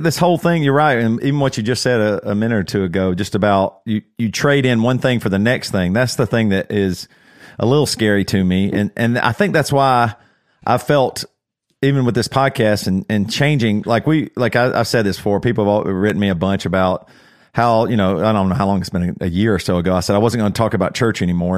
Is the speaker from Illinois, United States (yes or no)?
no; Greer, South Carolina, United States; growing up in Greer, South Carolina